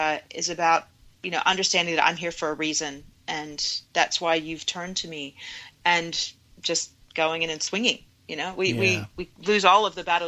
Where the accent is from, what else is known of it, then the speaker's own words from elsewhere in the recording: Virginia, United States; as a child growing up in Virginia